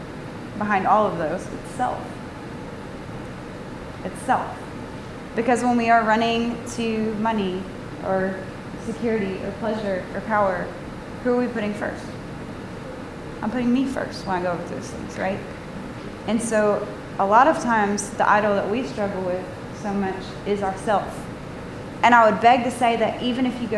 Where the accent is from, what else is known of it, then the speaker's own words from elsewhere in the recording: Atlanta, Georgia, United States; I'm from Atlanta